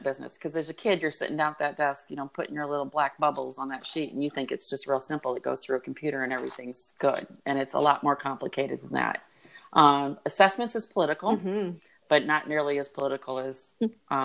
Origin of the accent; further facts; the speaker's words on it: Iowa, United States; I'm a city girl in the state of Iowa